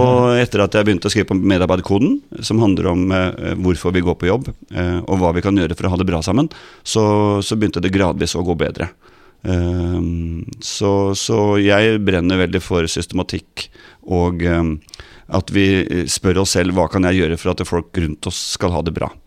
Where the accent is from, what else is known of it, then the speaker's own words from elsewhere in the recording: Ås, Akershus, Norway; jeg var jo avisbud på Ås, der jeg vokste opp